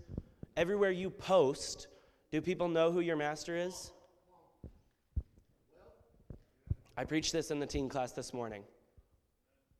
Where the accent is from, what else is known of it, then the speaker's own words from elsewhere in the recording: United States; We as Americans